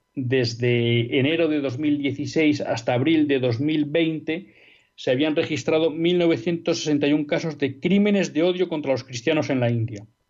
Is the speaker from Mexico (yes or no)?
no; Spain; no vamos a tener garantizado como españoles que nuestros hijos puedan estudiar en español